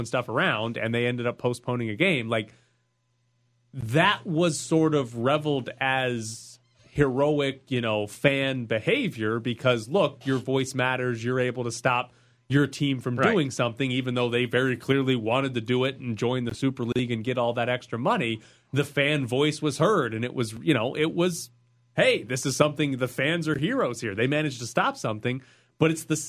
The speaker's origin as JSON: {"language": "English", "country": "United States", "said": "as an American"}